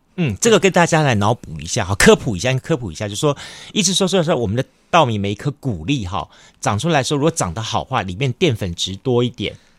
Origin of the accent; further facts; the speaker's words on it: Kaohsiung, Taiwan; 以前我们住小时候在左营眷村那里